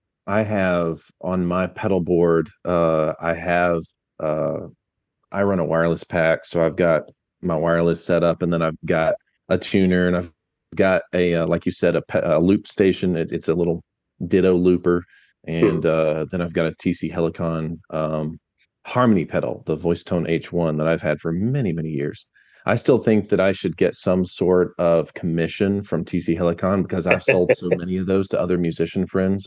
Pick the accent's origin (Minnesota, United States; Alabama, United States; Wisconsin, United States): Alabama, United States; accent: Southern; Yeah, I've been born and raised in Alabama. You know, I've been mostly always in Alabama. There was a time I was in Branson, Missouri for a little while, and then now back in Bama.